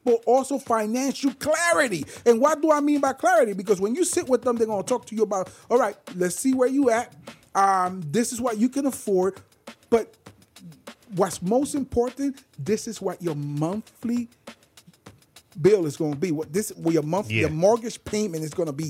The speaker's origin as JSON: {"language": "English", "country": "Puerto Rico", "tie": "born or raised there", "moved": "yes", "said": "I grew up in Puerto Rico"}